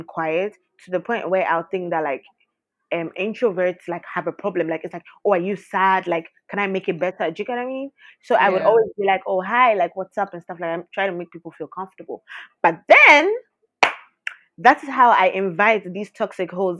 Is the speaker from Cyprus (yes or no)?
no; Ghana; we're from Ghana